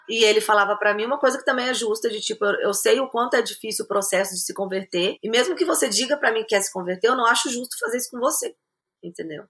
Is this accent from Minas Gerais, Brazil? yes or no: yes; Minas Gerais, Brazil; moved away as an adult; also born or lived in Goiânia / Armenia / Nairobi; now in Los Angeles, United States; eu nasci em Goiânia, mas eu eu fui criada em Minas, mas eu não acho que eu tenho muito sotaque